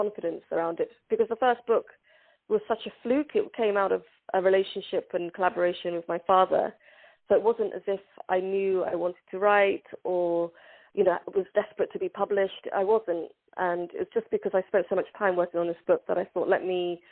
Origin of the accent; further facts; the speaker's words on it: London, United Kingdom; English is a second language; also born or lived in Hargeisa, Somaliland; I came to England when I didn't speak any English and I couldn't read or write, and I hadn't gone to school because I was too young for the Somali schooling system